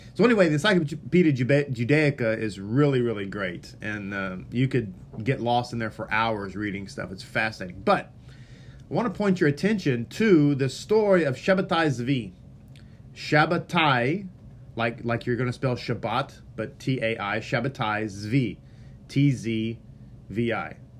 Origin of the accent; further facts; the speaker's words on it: Texas, United States; first language English; I am from Texas, and English is my first language